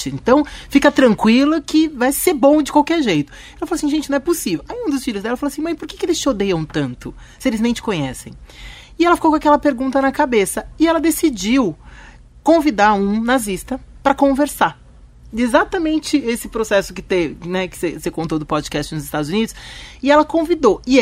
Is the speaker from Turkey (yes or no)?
yes; Turkey; às vezes eu acho que o árabe tá parando o ônibus mais pra frente só porque eu sou eu sou é, turca